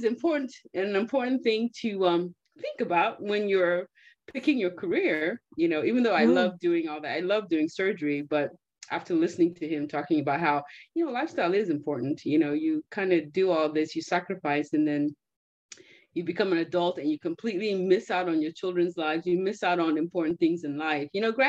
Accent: Nigeria; born there; Well, I was born in Nigeria, as you guys all know.

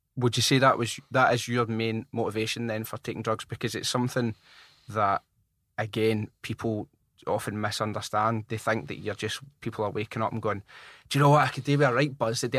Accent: Glasgow, Scotland, United Kingdom; I grew up in Rob Royston, which is in the north of Glasgow

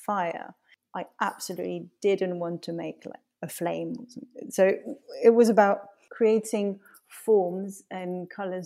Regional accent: Paris, Île-de-France, France; moved away; also born or lived in Lyon; growing up in Paris

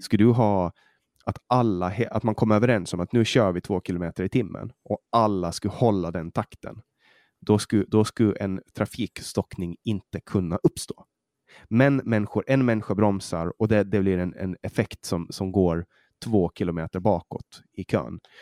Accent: Åland, Åland Islands; accent: åländska; now in Sweden; vi ålänningar

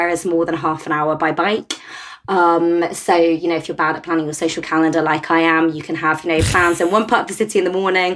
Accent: Cornwall, South West England, United Kingdom; now in Lyon, France; being Cornish

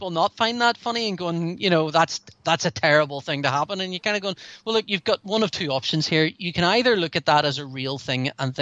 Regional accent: Northern Ireland, United Kingdom; I grew up in Northern Ireland

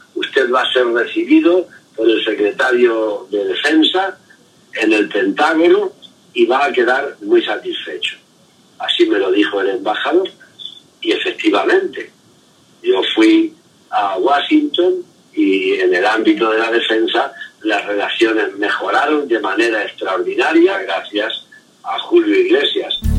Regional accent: Spain; como un español y como un patriota

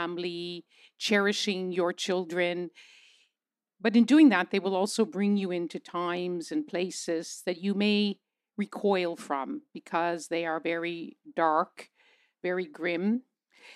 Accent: Canada; as a Canadian BBC broadcaster

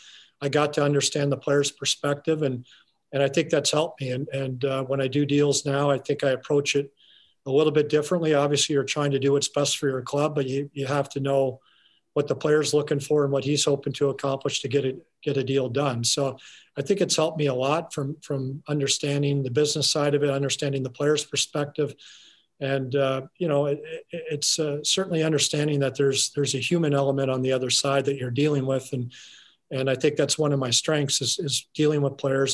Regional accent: Calgary, Alberta, Canada; moved away; growing up in Calgary, watching those very good Calgary Flames teams

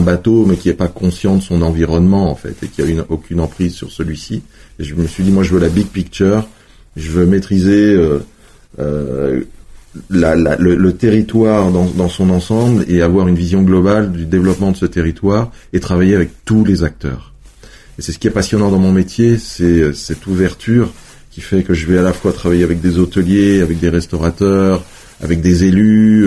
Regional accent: Apremont, Auvergne-Rhône-Alpes, France; moved away as an adult; also born or lived in Chambéry / Lyon; je suis né à Chambéry, euh, j'ai grandi dans les vignes d'Apremont

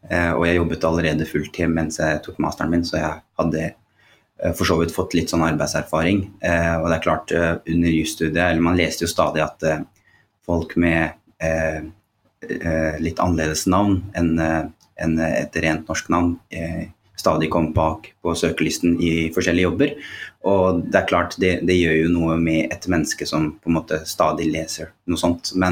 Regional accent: Oslo, Norway; jeg vokste opp på Holmlia.

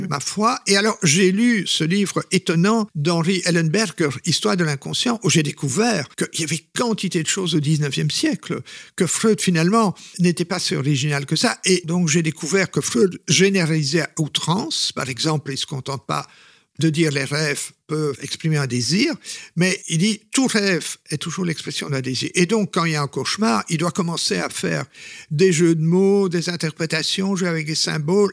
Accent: Flanders, Belgium; je suis flamand au départ

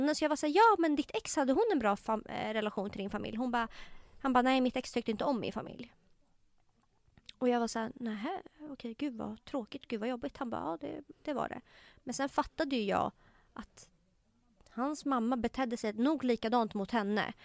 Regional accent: Tumba, Stockholm County, Sweden; jag var uppväxt i Tumba

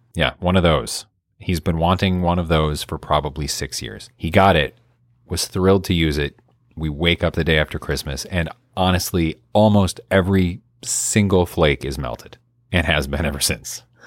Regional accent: Michigan, United States; now in Illinois, United States; I'm used to it growing up in Michigan, getting just a ton every season

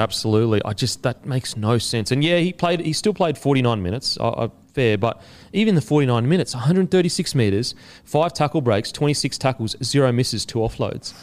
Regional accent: Queensland, Australia; I'm a Queenslander

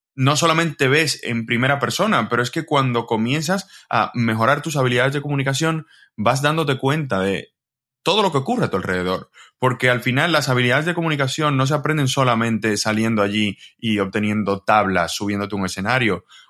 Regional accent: Dominican Republic; moved away as an adult; now in Spain; yo soy de República Dominicana

